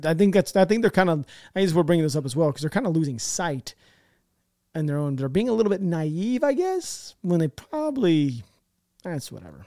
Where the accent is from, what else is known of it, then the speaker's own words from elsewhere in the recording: United States; I'm an American